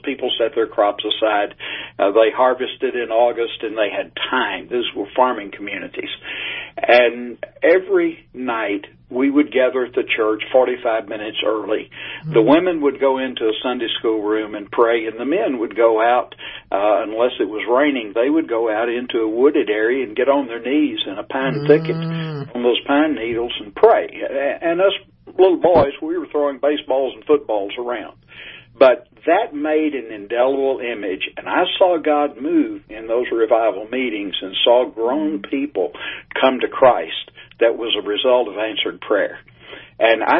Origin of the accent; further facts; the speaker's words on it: East Tennessee, United States; now in Texas, United States; I grew up in East Tennessee